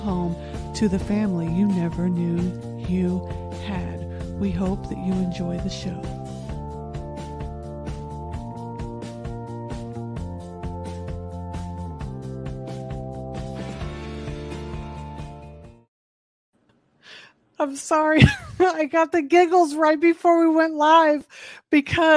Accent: Indianapolis, Indiana, United States; I'm originally from Indianapolis, Indiana.

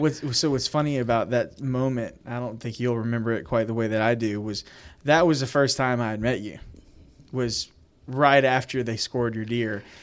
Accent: Louisiana, United States; we're from Louisiana

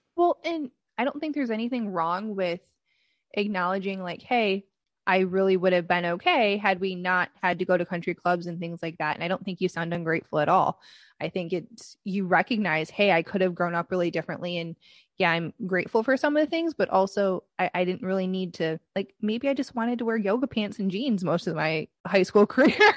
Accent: Michigan, United States; now in Connecticut, United States; I, am from Michigan

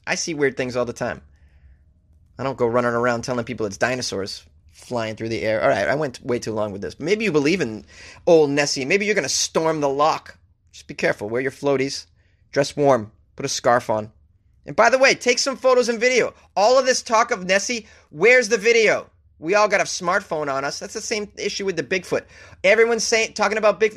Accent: United States; I'm an American.

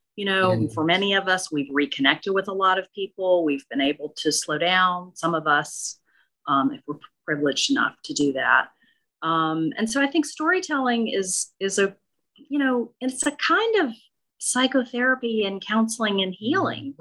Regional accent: Okolona, Mississippi, United States; born or raised there; moved away

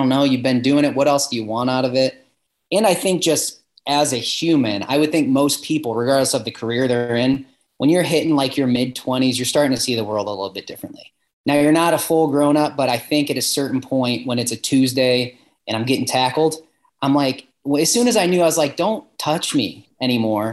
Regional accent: Ohio, United States; I was from Ohio too.

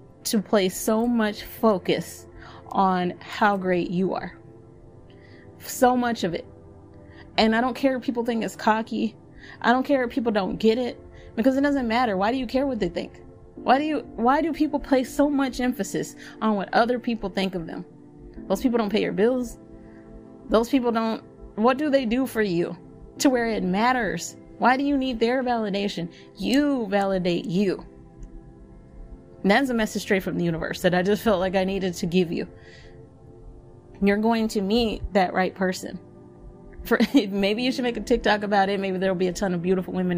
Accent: Texas, United States; as a Texan

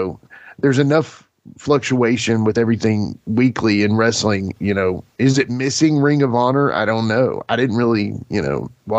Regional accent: Lebanon, United States; that was my hometown growing up, Lebanon

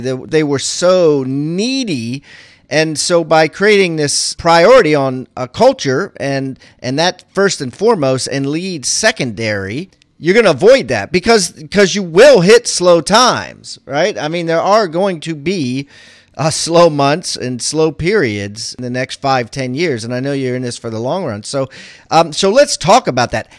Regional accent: Maryland, United States; I'm from Maryland

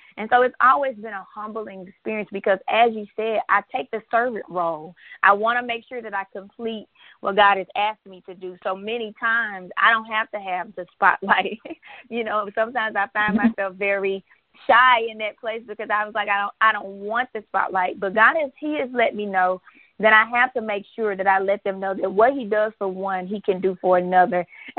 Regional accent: Fayette, Mississippi, United States; that I'm from Fayette, Mississippi. We don't have any stoplights. We have stop signs.

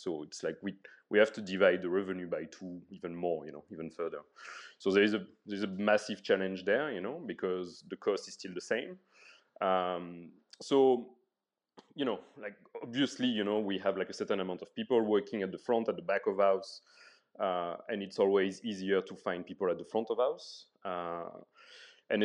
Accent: France; English is a second language; I'm coming from France, obviously, and there's a lot of support and packages, you know, it's very social.

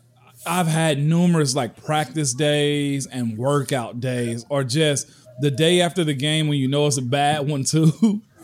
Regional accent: the South, United States; I'm a kid from the South. Never had gone out of the South.

